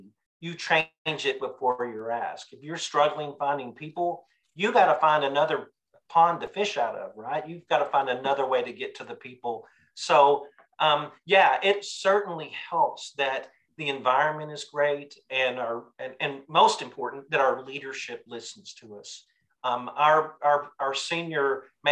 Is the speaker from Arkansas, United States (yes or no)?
yes; Arkansas, United States; moved away as an adult; now in Dallas, United States; I grew up in Arkansas